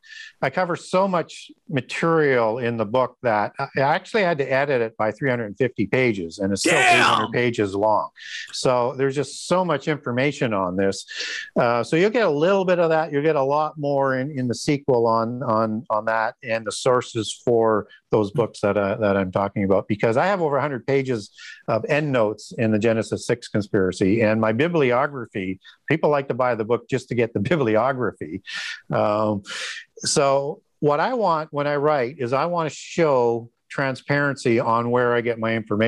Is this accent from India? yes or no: no; Canada; I'm from Canada